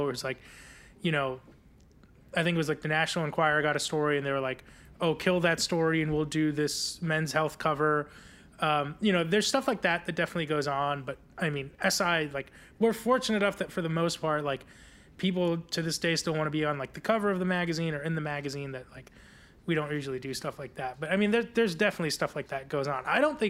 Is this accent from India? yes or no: yes; India; I guess like as an Indian person, I was always a little like skeptical of like people loving British royals